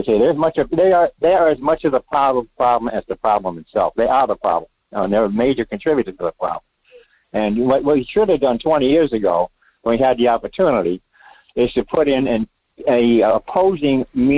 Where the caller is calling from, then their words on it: Rhode Island, United States; Well, Michael, it's … in Rhode Island.